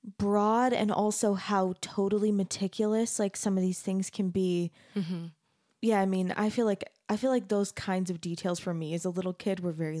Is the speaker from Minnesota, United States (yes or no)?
no; Phoenix, Arizona, United States; I grew up in Arizona, so.